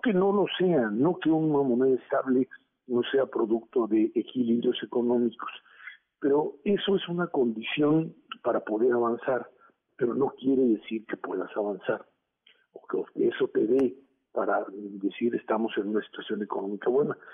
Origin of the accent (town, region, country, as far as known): Mexico